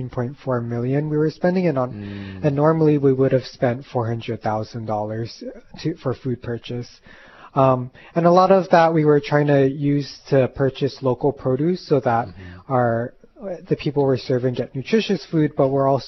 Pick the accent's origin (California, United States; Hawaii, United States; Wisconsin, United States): Hawaii, United States; Kaneohe; also born or lived in Oregon; born and raised in Kaneohe